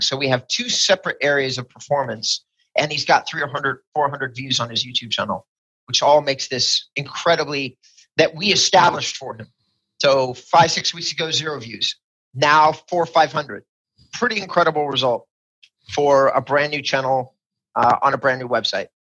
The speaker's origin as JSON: {"language": "English", "region": "California", "country": "United States", "said": "as a Californian"}